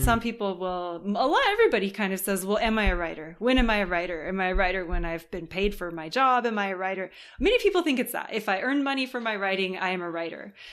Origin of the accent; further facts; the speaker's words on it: Southern California, United States; moved away as an adult; now in France; I was born in California